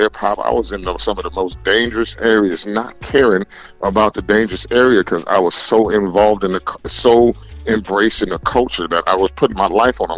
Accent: Los Angeles, California, United States; I'm from West Coast. I'm from LA gang territory.

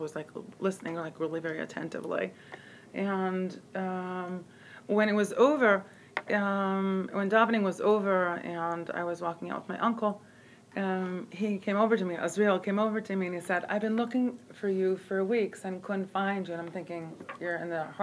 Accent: Rehovot, Central District, Israel; now in Jerusalem, Israel; his biological family was my soul family growing up in Rehovot

